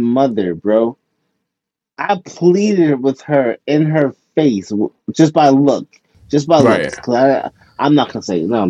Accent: New York City, New York, United States; now in Albany, United States; Mind you, I'm from Queens, New York. All right, Jamaica, Queens, New York.

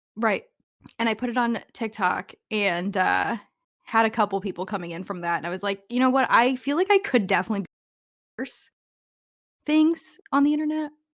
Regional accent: Canada; I am from Canada.

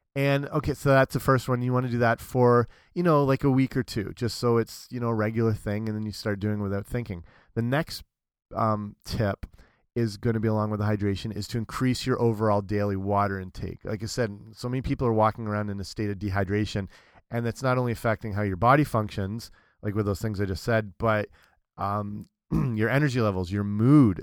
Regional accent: London, Ontario, Canada; my hometown, London, Ontario

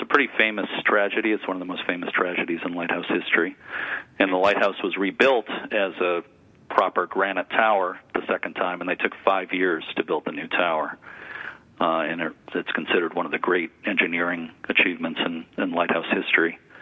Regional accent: Lynn, Massachusetts, United States; growing up in Lynn, Mass

